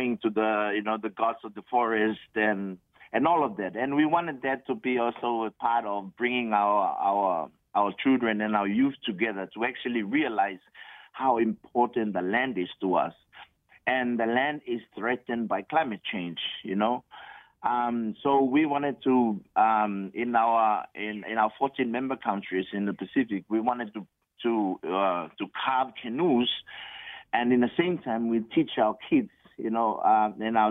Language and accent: English; Tokelau; moved away as an adult; also born or lived in Germany; now in Samoa; I was born and raised in Tokelau in 1978